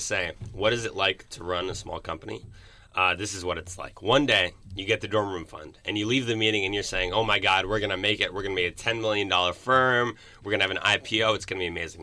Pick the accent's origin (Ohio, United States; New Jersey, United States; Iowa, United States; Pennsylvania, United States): Pennsylvania, United States; Philadelphia; moved away as an adult; now in Berkeley, United States; I'm from South Philadelphia. I went to high school in North Philadelphia